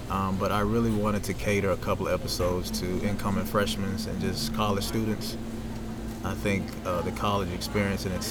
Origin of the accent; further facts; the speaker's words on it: Augusta, United States; yeah, I'm from Augusta.